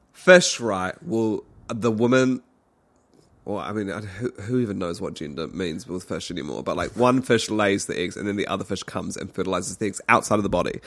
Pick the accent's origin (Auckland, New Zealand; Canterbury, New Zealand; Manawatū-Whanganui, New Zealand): Canterbury, New Zealand; Christchurch; moved away; we were in Christchurch. Otatahi, my hometown